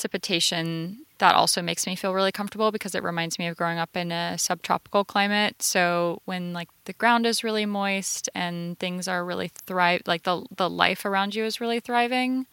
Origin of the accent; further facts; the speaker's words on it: Florida, United States; now in Los Angeles, United States; I grew up in Florida where everything is going to eat you or sting you.